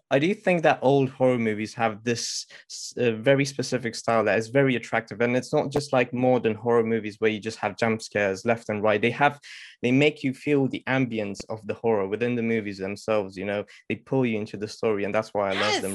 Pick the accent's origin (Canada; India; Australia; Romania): Romania; now in United Kingdom; originally I'm from Romania, but I've moved in the UK in the past 14 years